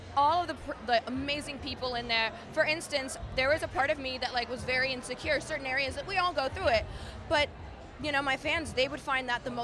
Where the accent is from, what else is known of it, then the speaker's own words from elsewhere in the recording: Florida, United States; I'm from Florida.